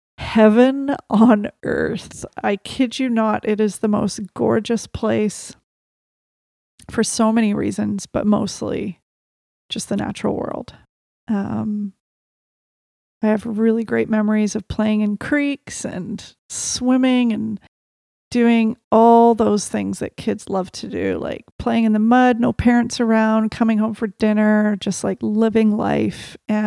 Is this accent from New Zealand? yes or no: yes; Little River, Canterbury, New Zealand; born there; I was born in Little River outside a town called Lincoln in New Zealand.